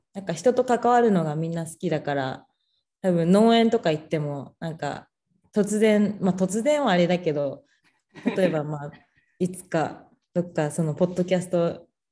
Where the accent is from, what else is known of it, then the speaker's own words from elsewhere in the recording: Tokyo, Japan; 私の地元が東京だった